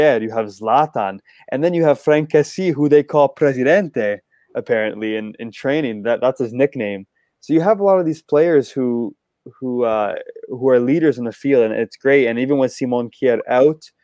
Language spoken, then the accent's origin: English; Canada; we're Canadian